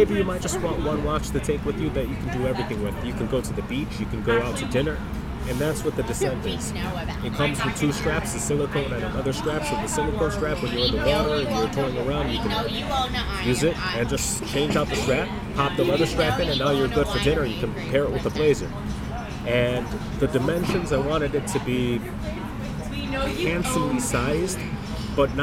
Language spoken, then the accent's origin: English; Chicago, Illinois, United States; I'm from Chicago